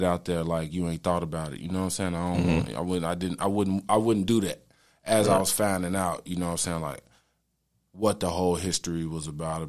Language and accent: English; Chicago, Illinois, United States; I was out there from Chicago, right? So I moved.